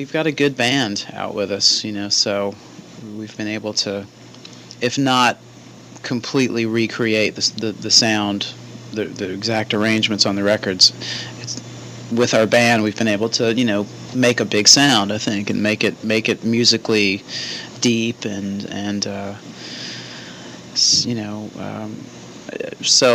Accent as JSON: {"language": "English", "town": "Meridian", "region": "Mississippi", "country": "United States", "tie": "born or raised there", "moved": "yes", "lives_now": "Chicago, United States", "said": "our Meridian, Mississippi show, which is my hometown"}